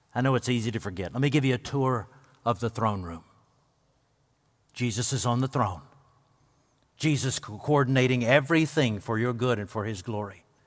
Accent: United States; I grew up on the Pickwick Lake portion of the Tennessee River

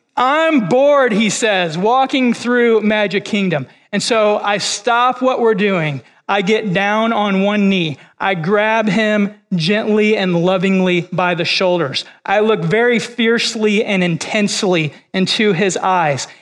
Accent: Illinois, United States; moved away as an adult; also born or lived in Kentucky / Missouri; now in Florida, United States; I was born and raised in Illinois, which is where I've spent most of my time.

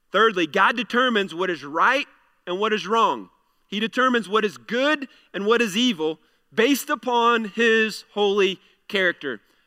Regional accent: United States; we have the ability as American citizens to be able to vote

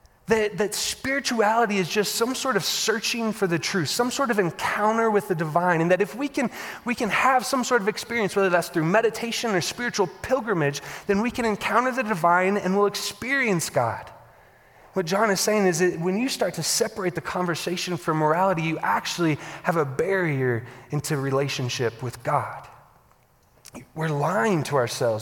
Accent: the Bible Belt, Southern United States, United States; I grew up in the Bible Belt

